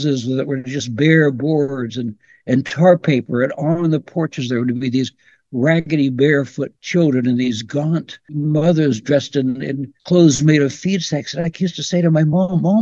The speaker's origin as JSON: {"language": "English", "region": "central Pennsylvania", "country": "United States", "said": "I come from Pennsylvania. I come from central Pennsylvania. My dad was the rabbi at Penn State"}